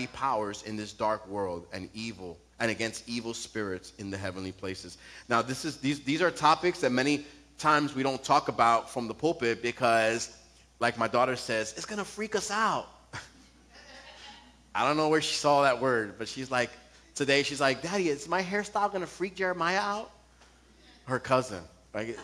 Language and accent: English; New York, United States; I'm from New York